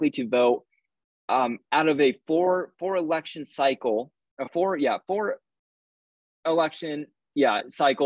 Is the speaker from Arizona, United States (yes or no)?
yes; Arizona, United States; I'm a fourth-generation Arizonan